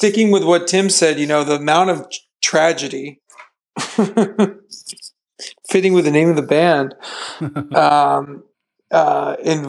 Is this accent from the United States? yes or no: yes; Downey, California, United States; growing up in Downey, where I was born